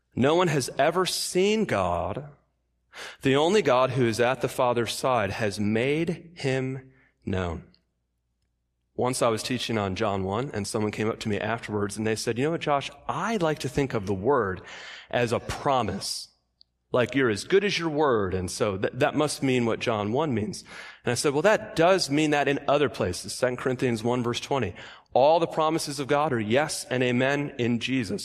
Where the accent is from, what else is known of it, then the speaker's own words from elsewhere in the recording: Michigan, United States; I grew up in Michigan